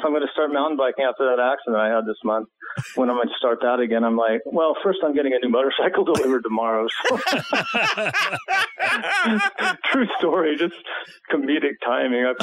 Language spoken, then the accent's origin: English; Colorado, United States; in my home state here